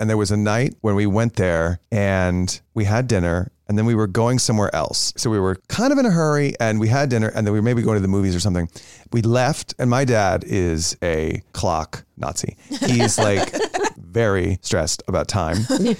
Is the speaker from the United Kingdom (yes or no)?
no; Plano, Texas, United States; And then the other place, growing up in Plano, there was this Tex-Mex place right across the street from the kolache station